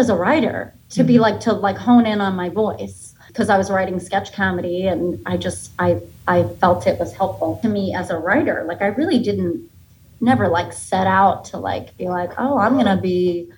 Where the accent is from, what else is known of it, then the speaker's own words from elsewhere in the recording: Boca Raton, Florida, United States; also born or lived in Boston, Massachusetts; now in New York City, United States; I was born in Boston and grew up in a little town outside of Boston till I was like 9. And then my family moved to Florida